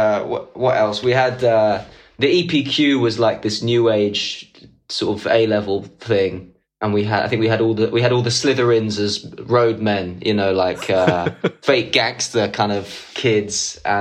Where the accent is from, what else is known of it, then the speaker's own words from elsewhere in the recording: Islington, London, United Kingdom; I went to school in Walthamstow, {S6} right, {S5} and it was like, and I was from Islington